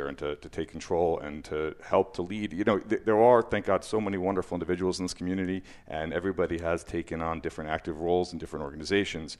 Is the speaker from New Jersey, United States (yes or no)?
yes; Livingston, New Jersey, United States; also born or lived in Muncie / New York City; I was born in Muncie. I grew up till I was 10 in Muncie, and you know, then I moved. We moved to Livingston